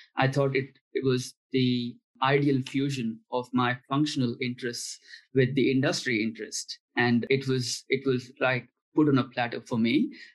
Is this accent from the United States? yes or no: no; India; moved away; I'm from India